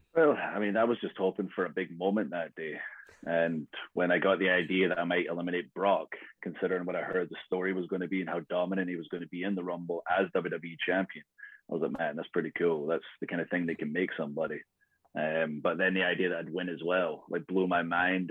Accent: Scotland, United Kingdom; I'm Scottish

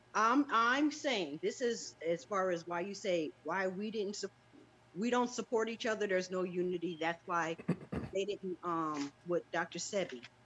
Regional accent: Nigeria; I'm from Nigeria.

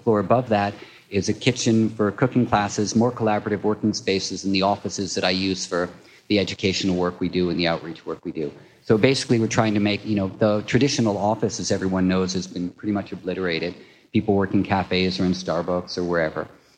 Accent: Manhattan, New York, United States; now in Brooklyn, United States; I grew up in Manhattan, and I was like, Brooklyn, are you fucking kidding me? No way.

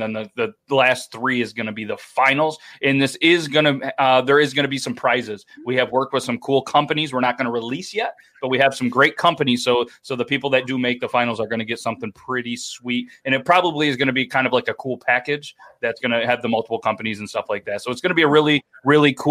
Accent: United States; I'm American

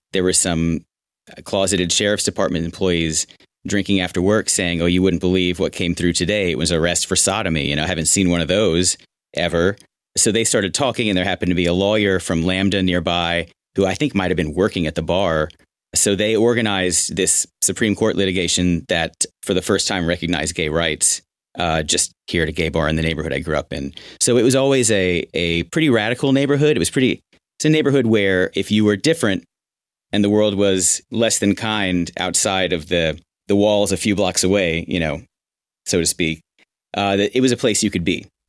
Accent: Houston, Texas, United States; moved away as an adult; also born or lived in Austin / New York / Los Angeles; my hometown

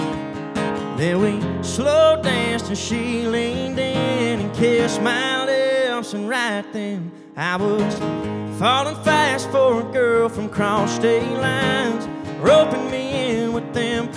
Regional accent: Pooler, Georgia, United States; I'm from Pooler, Georgia

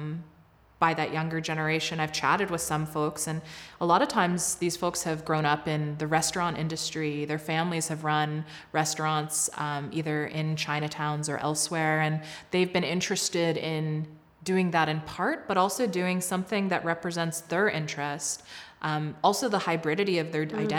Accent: Southern United States, United States; moved away as an adult; now in Calgary, Canada; I grew up in a fairly racially homogenous suburbs of the southern states

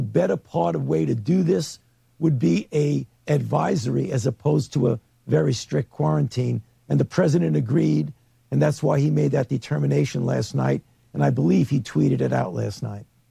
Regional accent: New York City, New York, United States; as a New Yorker

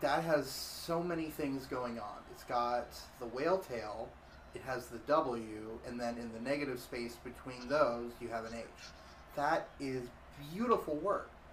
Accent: Orlando, Florida, United States; also born or lived in Tulsa, Oklahoma; I'm from Orlando

